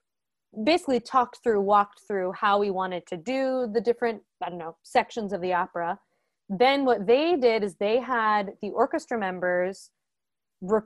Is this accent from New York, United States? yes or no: yes; Ithaca, New York, United States; moved away; I grew up in Ithaca, New York, actually, and both of my parents are professors at the college.